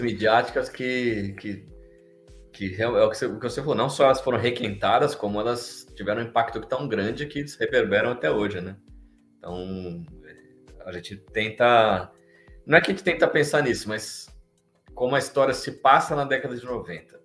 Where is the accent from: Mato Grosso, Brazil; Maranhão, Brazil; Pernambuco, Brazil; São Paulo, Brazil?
São Paulo, Brazil; eu sou de São Paulo